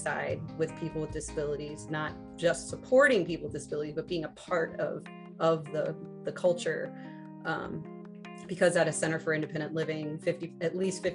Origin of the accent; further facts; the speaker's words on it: St. Charles, Missouri, United States; I grew up in St. Charles